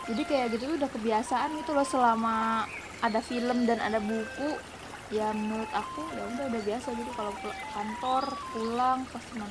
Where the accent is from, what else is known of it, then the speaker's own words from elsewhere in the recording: Mamuju, West Sulawesi, Indonesia; Di tempatku kalau untuk di kalau Mamuju kan aku dari Mamuju ya Sulawesi Barat